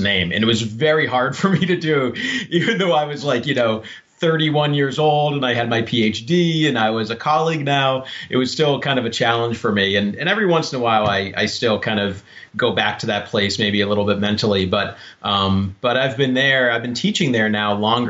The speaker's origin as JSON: {"language": "English", "town": "Laconia", "region": "New Hampshire", "country": "United States", "tie": "born or raised there", "said": "I grew up in New Hampshire, and I think that's probably where I got my my interest in Native American history. I grew up in a town called Laconia"}